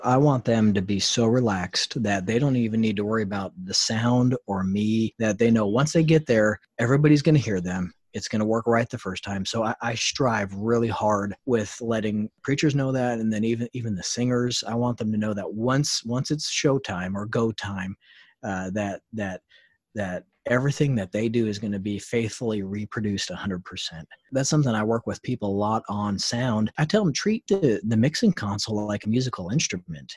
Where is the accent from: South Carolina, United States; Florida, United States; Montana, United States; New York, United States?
Montana, United States; I was born and raised in Montana